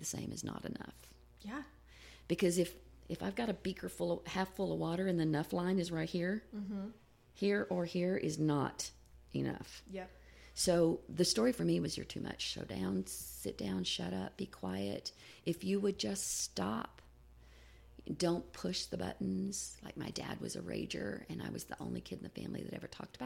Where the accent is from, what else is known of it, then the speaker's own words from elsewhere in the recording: the South, United States; I grew up in the South in a fundamental, independent Baptist church